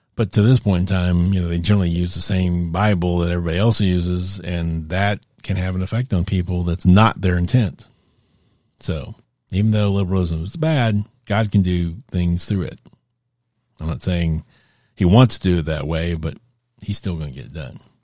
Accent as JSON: {"language": "English", "region": "Texas", "country": "United States", "tie": "born or raised there", "said": "I'm a native Texan."}